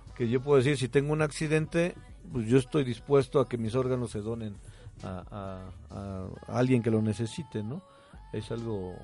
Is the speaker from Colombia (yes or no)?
no; Mexico; no lo teníamos a lo mejor como mexicanos